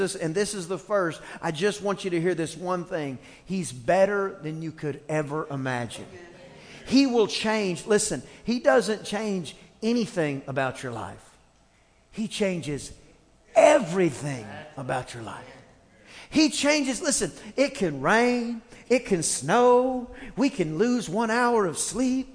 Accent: East Texas, United States; I grew up in East Texas, and there were two types of music in East Texas.

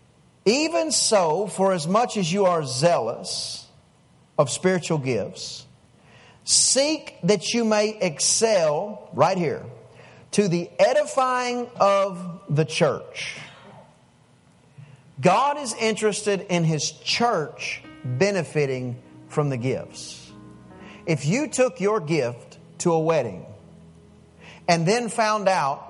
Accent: East Texas, United States; I'm from East Texas in a little old bitty town

